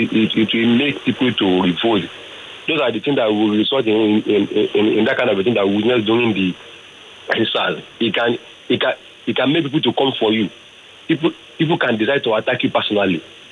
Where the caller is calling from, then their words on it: Ekpeda, Nigeria; I'm calling from Ekpeda.